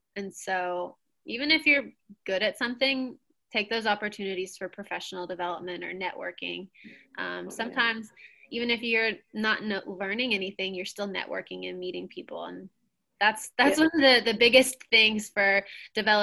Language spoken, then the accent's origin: English; Lexington, United States; in Lexington, in my hometown